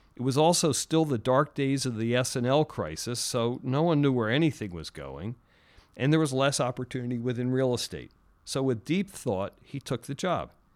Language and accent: English; Philadelphia, Pennsylvania, United States; moved away; I grew up in Philly